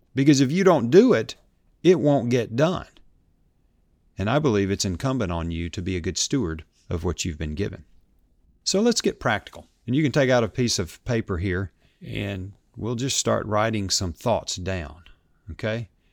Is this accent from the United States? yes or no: yes; Memphis, Tennessee, United States; here in Memphis, Tennessee, my hometown